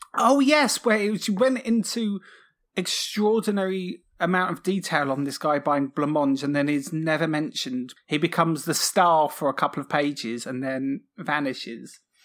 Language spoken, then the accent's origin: English; Cornwall, South West England, United Kingdom; I grew up in Cornwall